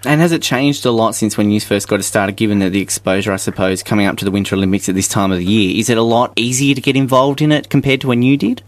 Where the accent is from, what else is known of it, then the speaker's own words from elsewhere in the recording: Hobart, Tasmania, Australia; Coming from Hobart, where we're used to being cold